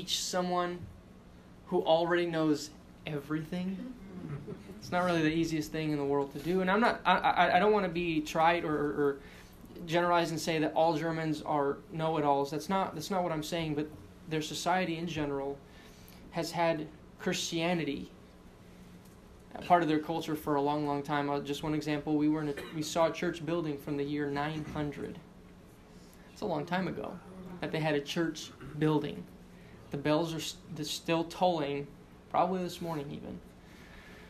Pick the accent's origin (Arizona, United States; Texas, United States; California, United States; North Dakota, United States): Texas, United States; El Paso; moved away; I'm from El Paso, Texas, and it's dry there